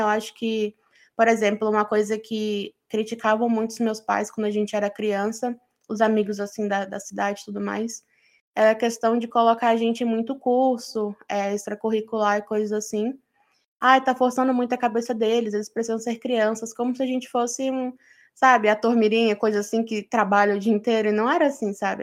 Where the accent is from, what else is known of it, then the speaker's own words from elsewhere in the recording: Brazil; Eu sou brasileira.